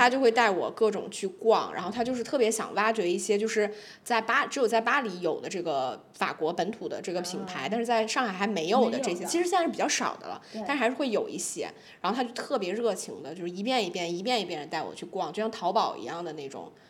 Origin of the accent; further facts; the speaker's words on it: China; 然后我觉得就作为中国人，我看的那几部片子，我就会觉得有点落寞。就想说我们中国的片子